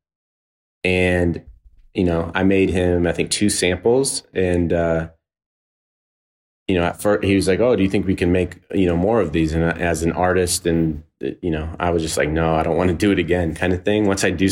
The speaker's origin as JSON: {"language": "English", "region": "California", "country": "United States", "said": "So I'm from the Bay Area. I'm from Northern California, and Guillermo is also from the Bay Area."}